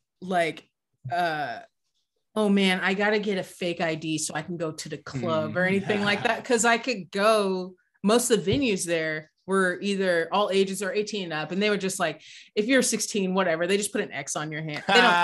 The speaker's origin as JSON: {"language": "English", "town": "Austin", "region": "Texas", "country": "United States", "tie": "born or raised there", "said": "My hometown, let's get into like Austin pre-2010."}